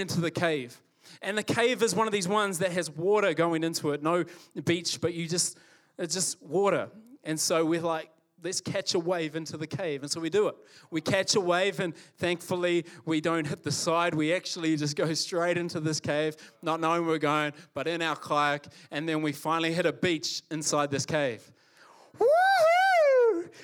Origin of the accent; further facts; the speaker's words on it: New Zealand; also born or lived in Calgary, Canada; I was born here in Calgary. So, born here, uh, and at the age of five, moved to New Zealand. My parents are both Kiwis.